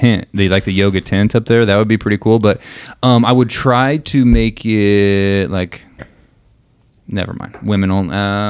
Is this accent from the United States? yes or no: yes; St. Louis, Missouri, United States; now in San Luis Obispo, United States; I grew up in in St. Louis, Anheuser-Busch capital.